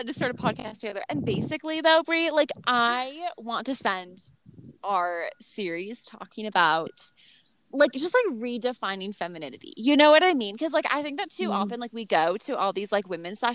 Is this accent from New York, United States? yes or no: no; Minnesota, United States; I'm from Minnesota